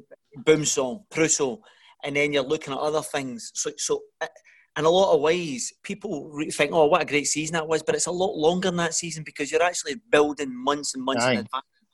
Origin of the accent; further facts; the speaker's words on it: Glasgow, Scotland, United Kingdom; also born or lived in Wolverhampton; I'm from the East End of Glasgow